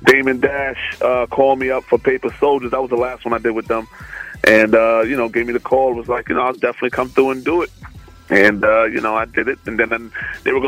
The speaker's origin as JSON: {"language": "English", "region": "New York", "country": "United States", "accent": "New York"}